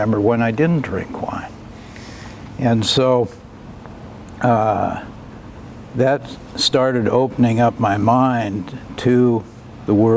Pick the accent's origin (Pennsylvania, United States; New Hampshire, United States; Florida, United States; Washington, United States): Washington, United States; Bainbridge Island; moved away; I grew up in Puget Sound on Bainbridge Island